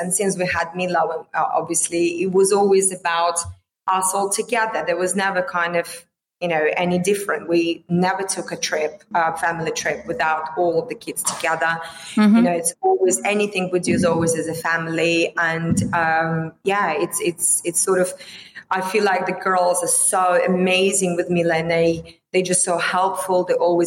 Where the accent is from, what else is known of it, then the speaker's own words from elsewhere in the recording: Vladivostok, Primorsky Krai, Russia; moved away as an adult; my hometown, Vladivostok